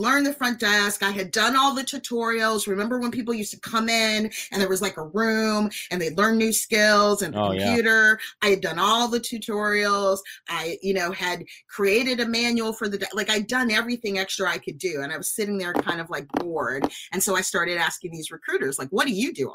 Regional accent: Chicago, Illinois, United States; I am from Chicago

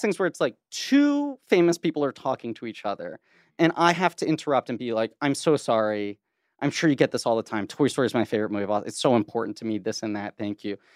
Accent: New York City, New York, United States; I grew up in Manhattan

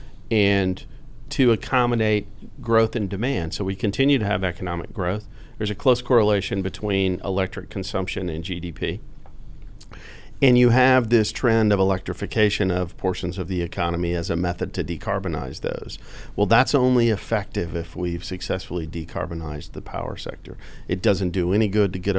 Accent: Pecos, Texas, United States; I was born in Pecos, Texas, which is in Reeves County in the middle of the Delaware Basin. And I grew up as a young child during the sort of the birth of the natural gas industry.

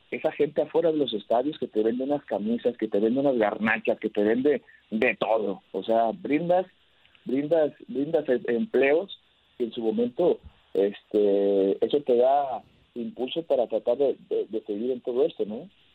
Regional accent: Mexico; somos un país muy grande

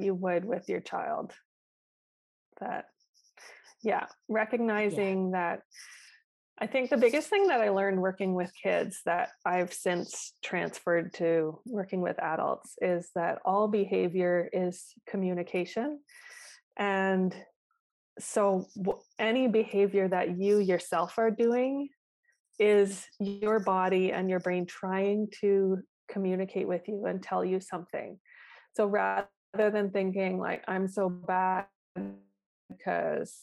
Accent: Canada; I'm Canadian

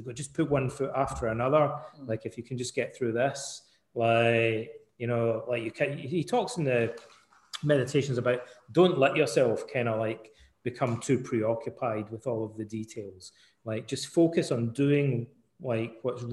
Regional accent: Ayr, Scotland, United Kingdom; moved away; also born or lived in Canada; when I was a wee boy growing up in Scotland, in Ayr

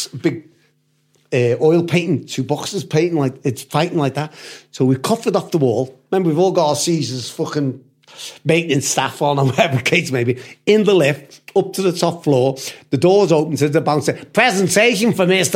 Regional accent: United Kingdom; accent: British; also born or lived in United States; the Yanks used to love the British accent

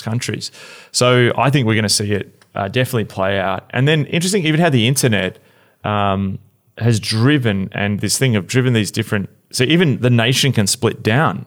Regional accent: Australia; moved away; I am totally Australian

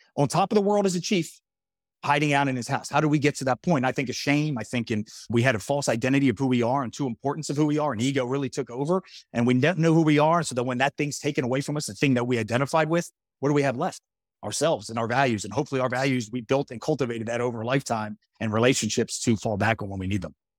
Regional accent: Horsham, Pennsylvania, United States; the town I grew up in, and Horsham, Pennsylvania, by the way, amazing place.

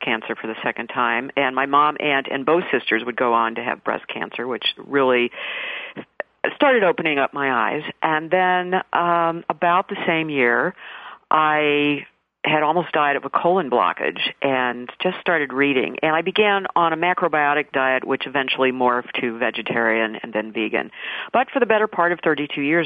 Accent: Midwest, United States; now in Florida, United States; Of course, I grew up in the Midwest

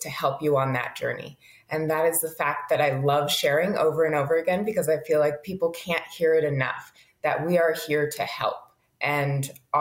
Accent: Berkeley, California, United States; also born or lived in Brighton, England; So I'm from Berkeley, California, born and raised.

